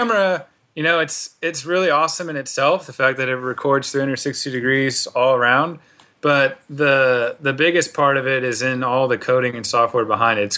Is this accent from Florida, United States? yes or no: no; Silicon Valley, California, United States; I'm from the Silicon Valley